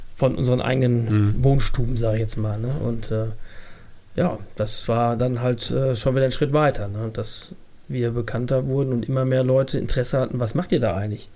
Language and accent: German; Bad Fredeburg, North Rhine-Westphalia, Germany; bald 53 Jahre alt und ich ähm, bin gebürtiger Fredeburger